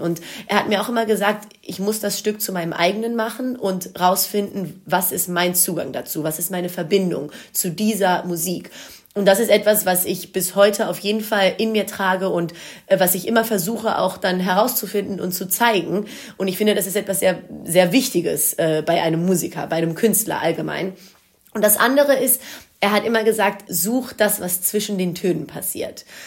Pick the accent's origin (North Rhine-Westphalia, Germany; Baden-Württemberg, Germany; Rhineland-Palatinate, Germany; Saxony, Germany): North Rhine-Westphalia, Germany; Wuppertal; first language Greek; Ich bin in Deutschland geboren und aufgewachsen